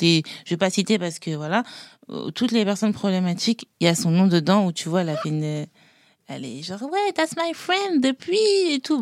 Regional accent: France; also born or lived in Haiti; je suis française et haïtienne.

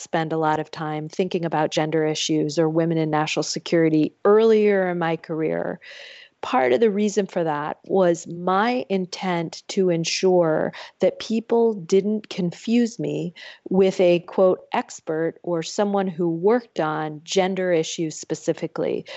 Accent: Michigan, United States; moved away; my home state of Michigan

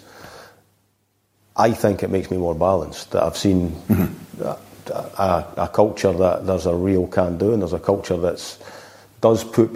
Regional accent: Scotland, United Kingdom; I'm being Scottish

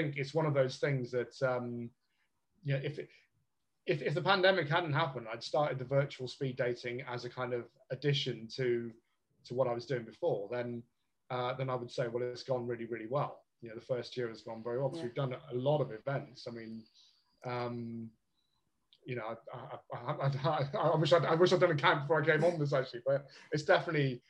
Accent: Bristol, South West England, United Kingdom; moved away as an adult; also born or lived in London; now in Liverpool, United Kingdom; I'm from the South myself, as you can probably tell from the accent. I grew up in Bristol

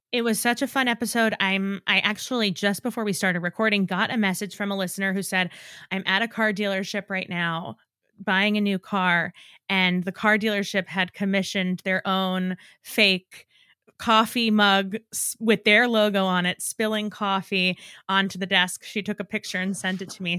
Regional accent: New York, United States; I'm from New York

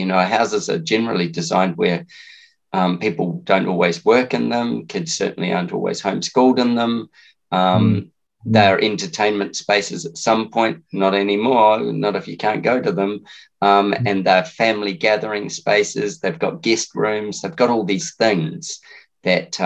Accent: Lower Hutt, Wellington, New Zealand; As a kid, I lived in Wellington. I grew up in Lower Hutt, or in Belmont in Lower Hutt.

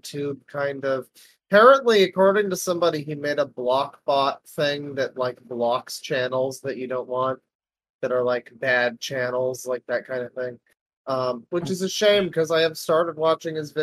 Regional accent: Canada; I'm Canadian.

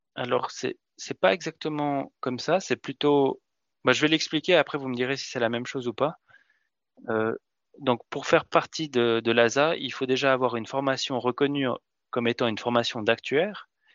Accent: Switzerland; en Suisse, on est aussi assez particulier

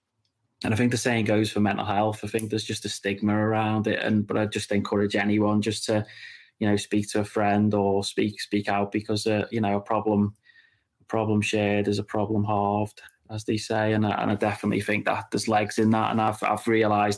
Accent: Birkenhead, North West England, United Kingdom; also born or lived in Las Vegas; I'm born and raised in Claughton on the Wirral

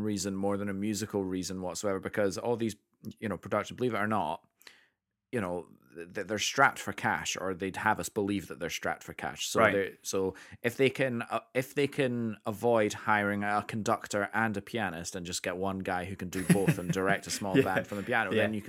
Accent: Scotland, United Kingdom; obviously I am Scottish and I was brought up in the culture

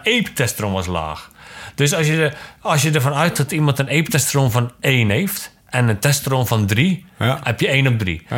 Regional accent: Zeeland, Netherlands; also born or lived in Zwolle, Netherlands / Genemuiden, Netherlands; Ik kom allemaal natuurlijk uit Zeeland

